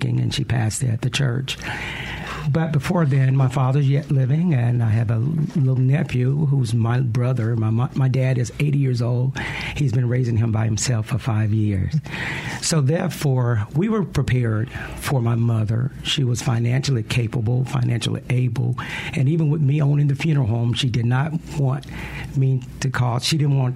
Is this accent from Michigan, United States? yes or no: no; Lexington, Mississippi, United States; I grew up in Lexington, Mississippi.